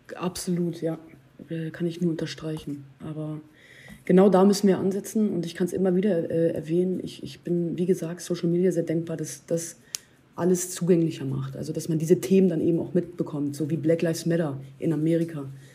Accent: Hanover, Lower Saxony, Germany; now in Berlin, Germany; aus meiner alten Heimatstadt hier, Hannover

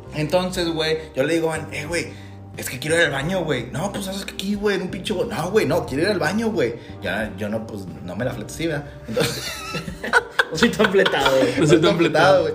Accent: Mexico; los mexicanos sabemos cómo divertirnos

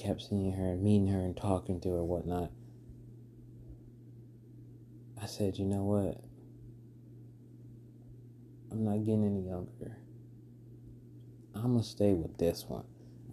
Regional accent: Alabama, United States; also born or lived in North Carolina; back to my home state, Alabama

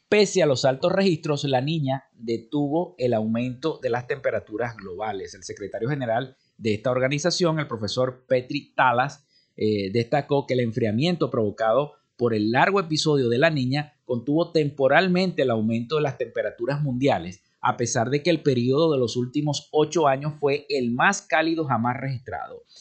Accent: Venezuela

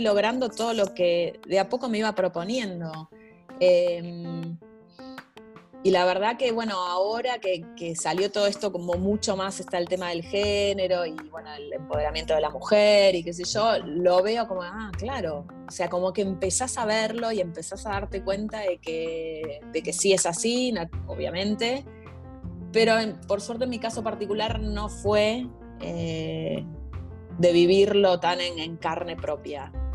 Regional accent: Argentina; moved away; en mi país, con mi gente

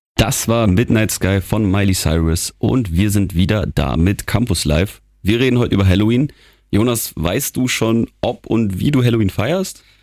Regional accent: Geneva, Switzerland; also born or lived in Germany; now in Wilhelmshaven, Germany; Ich bin in Genf ja aufgewachsen in der Schweiz

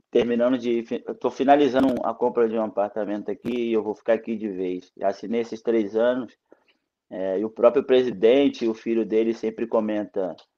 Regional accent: Brazil; moved away; also born or lived in Croatia; Eu não sabia escrever quando eu saí do Brasil

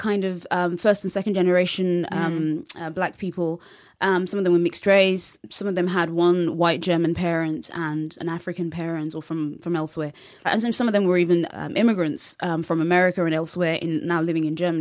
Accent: London, United Kingdom; I'm from London and most of my years in England have been in London.

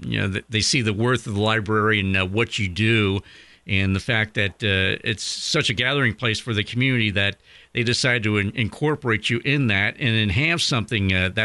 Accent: Ireland; I'm one of the few Irishmen around these parts.

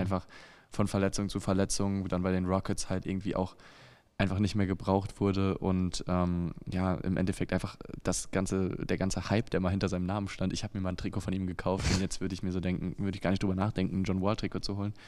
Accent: Germany; als Deutscher

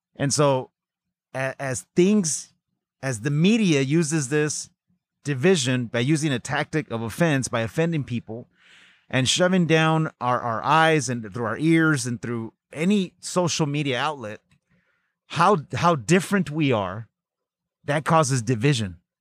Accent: Pacoima, California, United States; growing up in the San Fernando Valley in a city called Pacoima

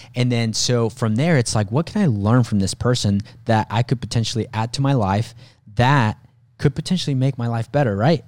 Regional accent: Mexico; moved away; I was born in Mexico

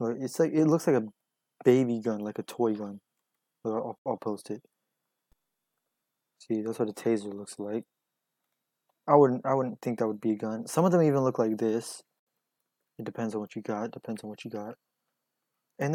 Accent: the South, United States; I'm from the South, too, but, like, my area is pretty diverse

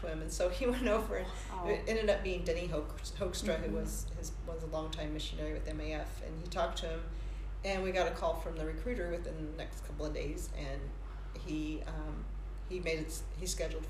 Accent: California, United States; moved away; I was from California

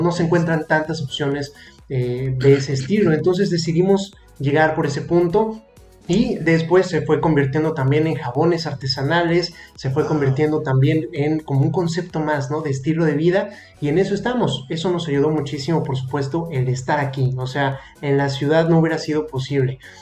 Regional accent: Mexico City, Mexico; moved away as an adult; now in Mérida, Mexico; yo soy de Ciudad de México

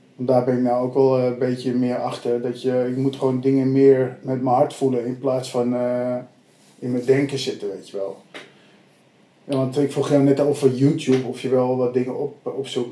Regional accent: Abbekerk, North Holland, Netherlands; ik kom ook hm. uit een eh, dorpje Abbekerk met ongeveer 3000 mensen

